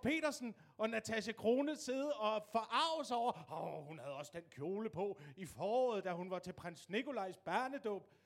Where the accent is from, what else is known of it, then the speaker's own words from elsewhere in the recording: Denmark; vi som danskere